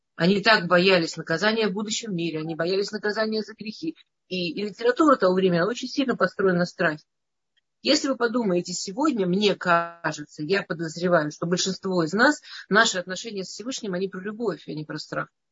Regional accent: Moscow, Russia; я из Москвы

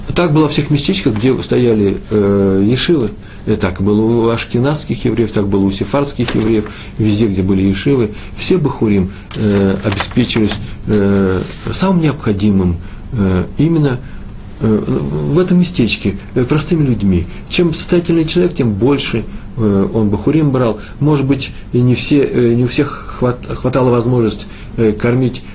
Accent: Moscow, Russia; moved away; я из Москвы

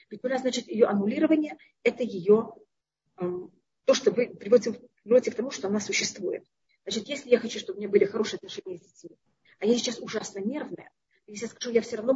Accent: Tashkent, Uzbekistan; now in Israel; я приехала из Ташкента, который там не был такой высокий уровень, а Израиль в то время, когда я приехала, был более низкий.

